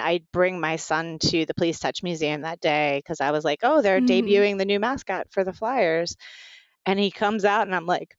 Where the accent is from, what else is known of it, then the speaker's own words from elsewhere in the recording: Virginia Beach, Virginia, United States; I grew up in Virginia Beach, Virginia